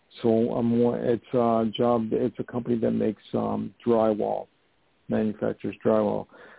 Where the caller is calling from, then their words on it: New York, United States; I'm calling from New York.